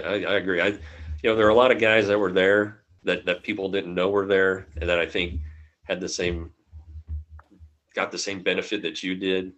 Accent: Arvada, Colorado, United States; I grew up in Arvada, uh, so that's more of a, a Denver suburb

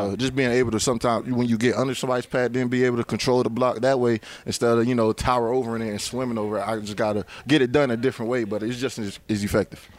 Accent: Virginia, United States; moved away as an adult; also born or lived in Cincinnati; I'm from Virginia

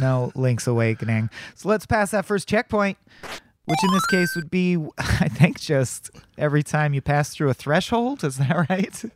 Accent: United States; as an American

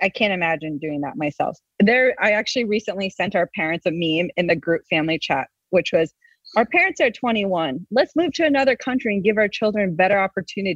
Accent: Rockland County, New York, United States; We grew up in Rockland County, New York, which is about 45 minutes north of Manhattan.

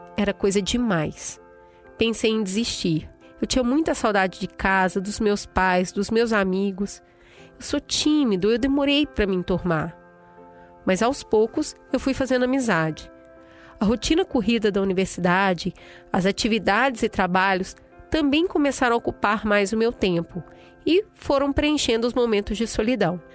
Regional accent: Piauí, Brazil; Eu sou piauiense com muito orgulho

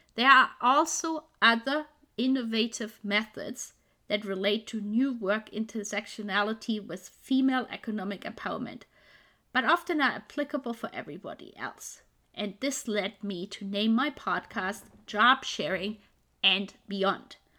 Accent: Germany; now in Vancouver, Canada; Originally, I'm from Germany, but I'm living now in Vancouver in Canada

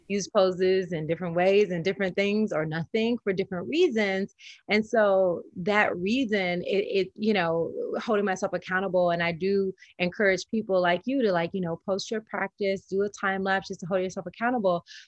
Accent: the South, United States; I'm from the South, so Southern Baptist Christian

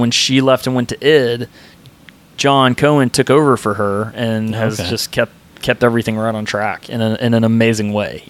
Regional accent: Nashville, Tennessee, United States; moved away as an adult; also born or lived in Atlanta, Georgia; now in Dallas, United States; I'm originally from Atlanta, and then when I was a kid, I moved to Tennessee, and then I spent most of my life in Tennessee

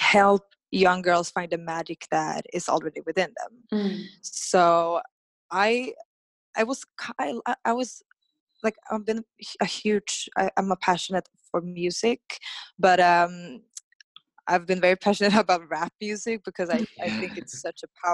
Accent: Stockholm, Stockholm County, Sweden; moved away as an adult; I'm born and raised in Stockholm, Sweden

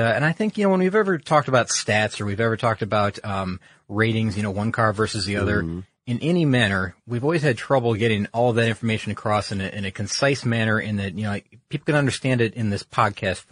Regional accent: Michigan, United States; I'm from Michigan

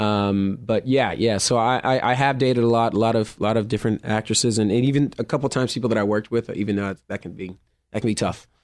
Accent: Oklahoma, United States; moved away as an adult; also born or lived in Texas / Los Angeles; I was born in Texas, grew up in Oklahoma

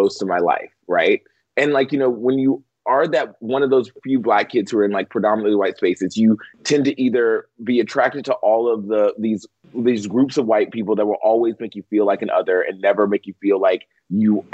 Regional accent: the South, United States; I grew up in the South

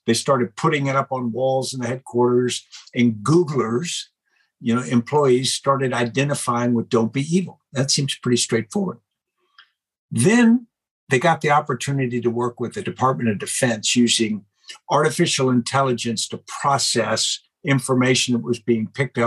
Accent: United States; we're Americans.

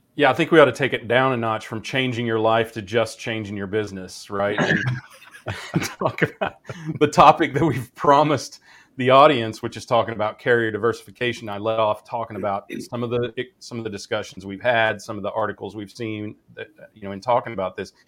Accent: Kansas, United States; growing up in Kansas

